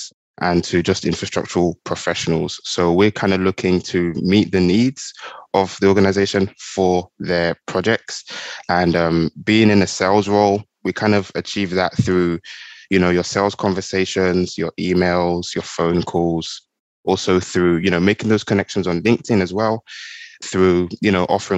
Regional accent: England, United Kingdom; now in Houston, United States; I'm from England originally

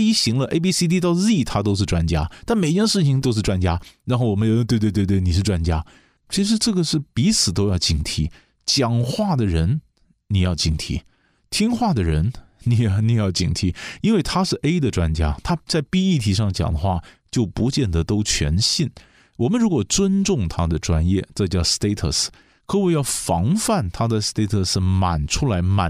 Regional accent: China; 我们我们中国人的观念，你还是叫他部长啊。

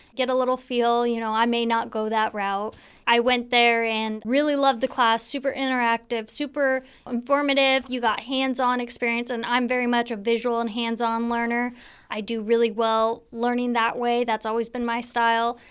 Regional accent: Spanaway, Washington, United States; also born or lived in Tacoma; I grew up in Spanaway, actually just off of Beef Street here

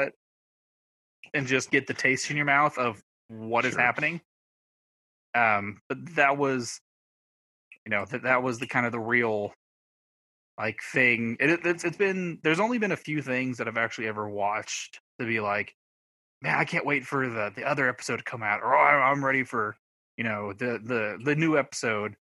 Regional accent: the Ozarks, United States; I'm from the Ozarks

